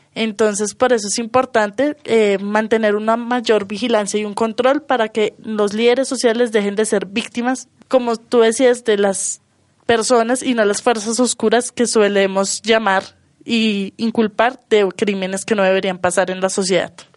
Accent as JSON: {"language": "Spanish", "country": "Colombia", "said": "somos colombianos"}